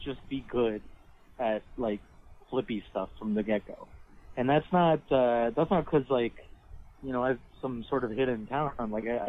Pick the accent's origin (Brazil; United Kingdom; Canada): Canada; Pickering, Ontario; I mean, I'm from Pickering, so, like, I don't really know how to use a bus properly. I get it, but, like, I'm no Toronto person, you know?